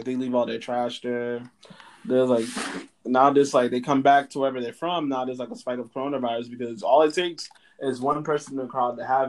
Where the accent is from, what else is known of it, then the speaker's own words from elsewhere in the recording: Canada; I'm a Canadian.